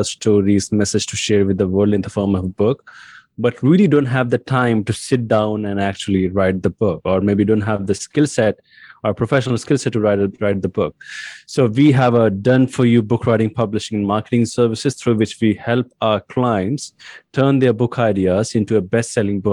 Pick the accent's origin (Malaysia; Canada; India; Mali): India; English is a second language; I was born in India and raised in India as well